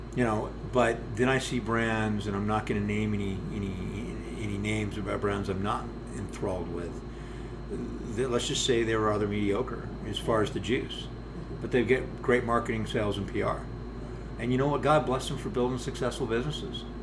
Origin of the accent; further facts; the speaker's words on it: United States; we Americans